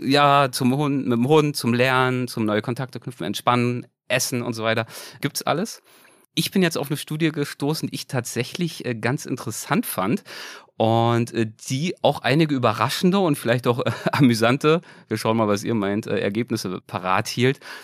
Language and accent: German; Berlin, Germany; moved away; Ich komme ja ursprünglich aus Berlin